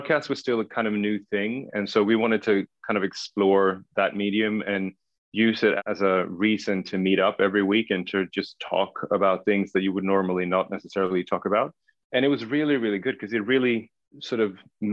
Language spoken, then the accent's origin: English; Stockholm, Stockholm County, Sweden; first language Swedish; English is a second language; also born or lived in Södertälje / Paris; I grew up in Stockholm, and Stockholm, for everyone who's never been to Stockholm before, is the capital of Sweden